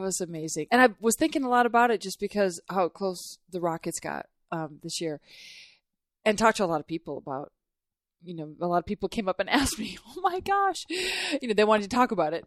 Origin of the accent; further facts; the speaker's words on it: Duluth, Minnesota, United States; moved away as an adult; now in Houston, United States; I didn't grow up here. I grew up in Minnesota